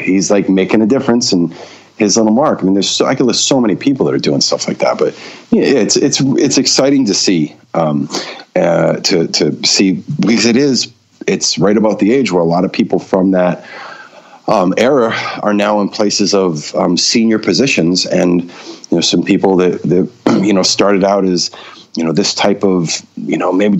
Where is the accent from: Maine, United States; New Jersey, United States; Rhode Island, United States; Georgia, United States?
Maine, United States; Yeah, I was born and raised in Maine.